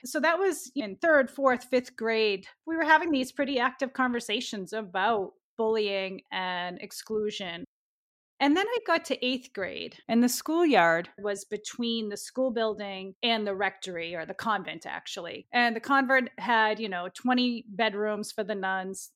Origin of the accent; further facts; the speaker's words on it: Lowell, Massachusetts, United States; I grew up in Lowell, a very diverse working class city in the northeastern part of Massachusetts.